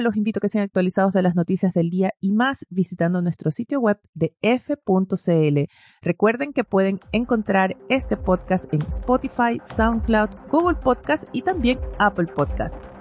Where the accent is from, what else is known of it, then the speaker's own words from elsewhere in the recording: Ecuador; now in Chile; yo vengo de Ecuador originalmente